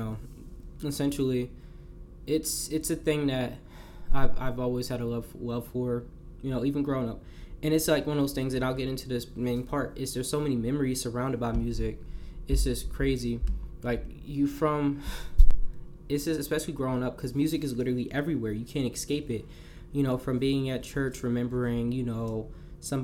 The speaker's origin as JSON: {"language": "English", "region": "New Jersey", "country": "United States", "tie": "born or raised there", "said": "growing up in Jersey, all you hearing is New York music"}